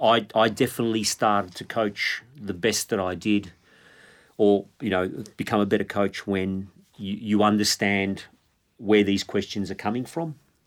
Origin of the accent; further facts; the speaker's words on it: Melbourne, Victoria, Australia; growing up in Melbourne